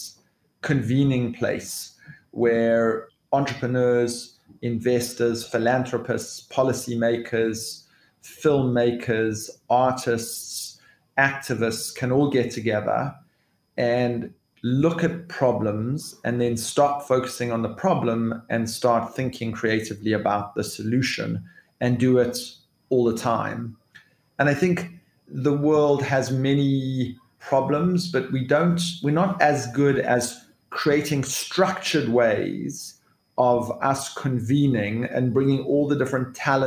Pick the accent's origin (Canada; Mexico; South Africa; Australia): South Africa; I am a South African.